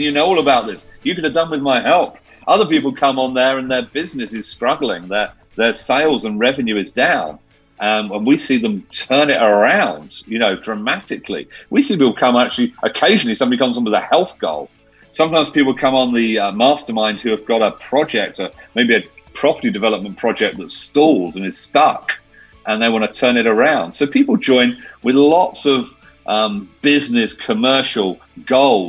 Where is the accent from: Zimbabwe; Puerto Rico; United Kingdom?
United Kingdom; I'm being very British